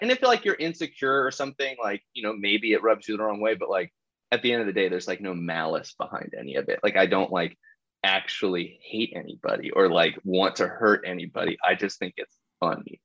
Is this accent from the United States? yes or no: yes; Columbus, Ohio, United States; I grew up in Columbus, Ohio, like high school